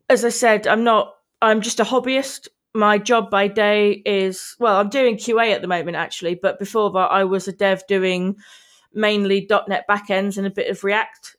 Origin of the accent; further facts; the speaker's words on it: Manchester, North West England, United Kingdom; I'm from Manchester in Eng-, England